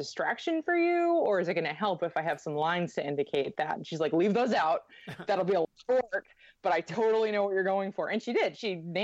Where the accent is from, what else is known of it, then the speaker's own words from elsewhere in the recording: St. Louis, Missouri, United States; also born or lived in Los Angeles, United States; now in Kansas City, United States; I just moved here from Los Angeles, but I'm originally from St. Louis